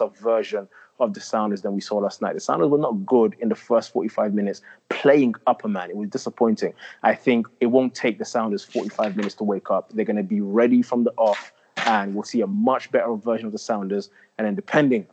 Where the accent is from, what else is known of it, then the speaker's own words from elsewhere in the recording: London, United Kingdom; I grew up in the north part of London. I actually grew up in Tottenham